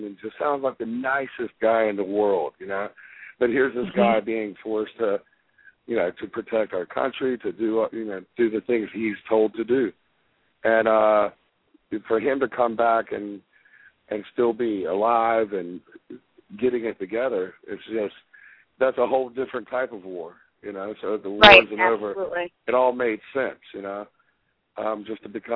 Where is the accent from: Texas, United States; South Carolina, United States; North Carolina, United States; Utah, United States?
North Carolina, United States; Fayetteville; I was born in Fayetteville, North Carolina, right beside Fort Bragg